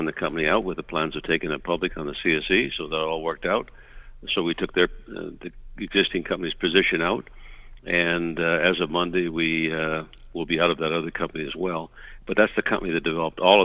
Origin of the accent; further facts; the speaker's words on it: Vancouver, British Columbia, Canada; now in Las Vegas, United States; I'm originally from the Vancouver area, but live in Las Vegas here